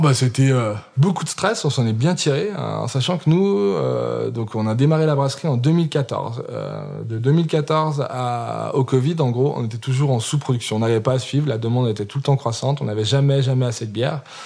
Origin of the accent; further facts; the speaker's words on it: Saint-Étienne, Auvergne-Rhône-Alpes, France; also born or lived in England / Tunisia; je suis né à Saint-Étienne, j'ai 34 ans, donc ça fait 34 euh, ans euh, quasi de Saint-Étienne